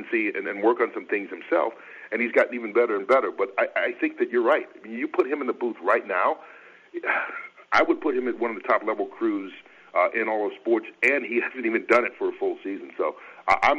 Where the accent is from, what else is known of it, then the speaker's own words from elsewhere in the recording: Atlanta, Georgia, United States; I grew up in Atlanta